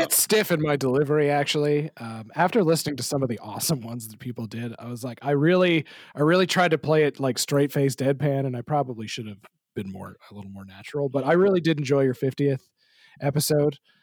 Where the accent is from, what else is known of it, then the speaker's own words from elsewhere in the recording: Canada; I'm from a sort of rural Canadian community.